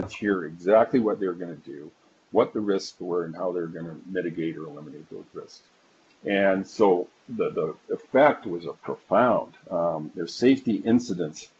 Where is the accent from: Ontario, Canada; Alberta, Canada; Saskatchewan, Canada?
Alberta, Canada; Calgary; calling in from Calgary. Uh, that's my hometown. That's where I was actually born and raised.